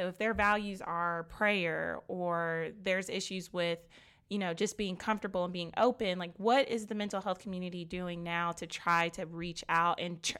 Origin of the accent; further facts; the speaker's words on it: Nigeria; I can relate to that as well, being Nigerian, and it's just not something that people are very comfortable talking about.